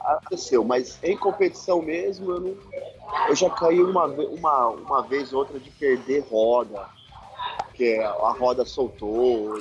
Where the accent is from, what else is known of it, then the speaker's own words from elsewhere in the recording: São Paulo, Brazil; sou de São Paulo